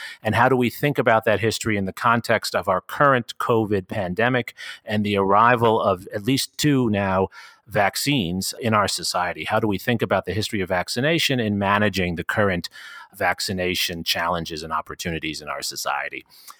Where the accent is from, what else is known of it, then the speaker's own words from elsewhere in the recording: New York City, New York, United States; I grew up in New York City and my parents always threatened me that if I didn't behave, I'd be sent to Bellevue.